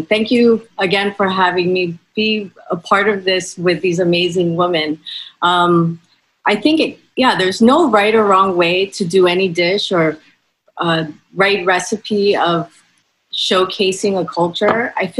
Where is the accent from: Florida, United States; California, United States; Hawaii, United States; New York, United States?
Hawaii, United States; I'm half Filipino and born and raised in Hawaii. And I didn't know very much about my Filipino side until most recently.